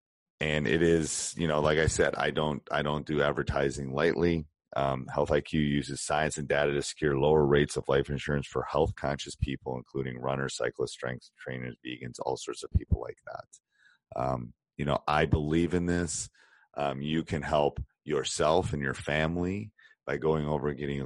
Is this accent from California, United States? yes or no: no; Madison, Wisconsin, United States; I grew up in Madison, Wisconsin